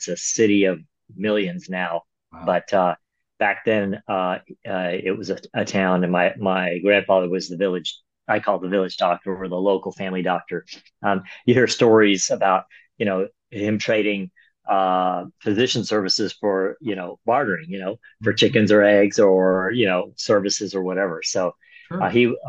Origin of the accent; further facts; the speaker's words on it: Dallas, Texas, United States; also born or lived in Toledo, Ohio; So I pretty much grew up in Dallas, Texas. I was born in Ohio, of all places, Toledo, Ohio.